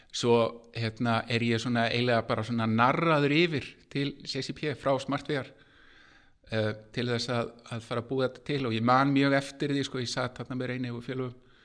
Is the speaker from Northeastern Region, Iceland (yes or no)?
no; Garðabær, Capital Region, Iceland; ég er tölvunörd úr Garðabænum